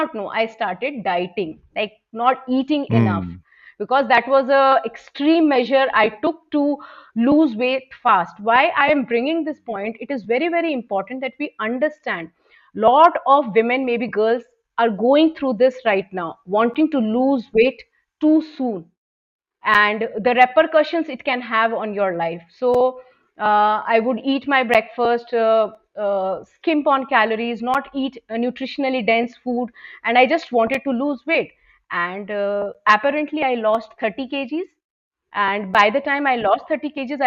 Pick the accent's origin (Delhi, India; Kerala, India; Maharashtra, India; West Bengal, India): West Bengal, India; Kolkata; moved away as an adult; now in Bangalore, India; I have born and brought up in Kolkata.